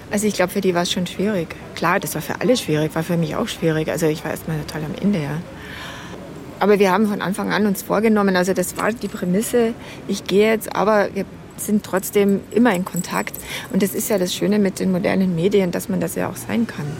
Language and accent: German; Pullach, Bavaria, Germany; also born or lived in Menorca, Spain; now in Munich, Germany; Also ich komme ursprünglich aus Pullach und meine Eltern sind mit mir nach Spanien ausgewandert ich ein halbes Jahr alt war. Und wir haben dann in Menorca gewohnt, bis ich sechs war